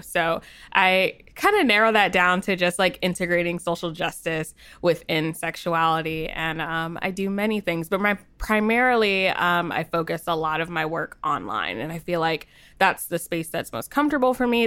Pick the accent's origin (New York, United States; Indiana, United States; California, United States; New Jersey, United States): New Jersey, United States; I'm from Jersey, so I don't know, the accent might come out